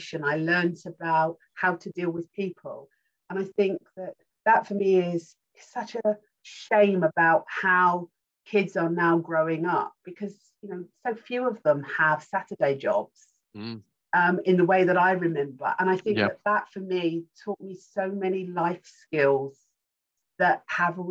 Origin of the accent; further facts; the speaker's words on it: Rainham, London, United Kingdom; moved away as an adult; also born or lived in Kent; we then moved on to the outskirts of Essex, and we lived in Raynham.